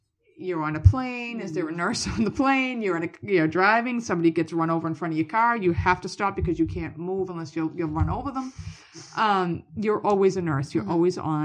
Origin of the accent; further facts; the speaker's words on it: Boston, Massachusetts, United States; I'm from Boston.